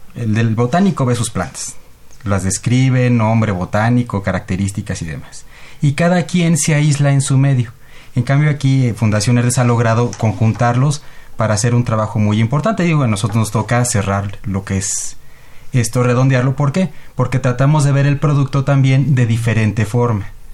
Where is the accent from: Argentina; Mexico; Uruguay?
Mexico; como mexicanos